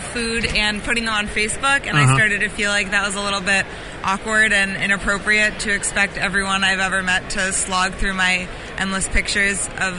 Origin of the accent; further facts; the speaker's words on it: Chicago, Illinois, United States; I'm from Chicago.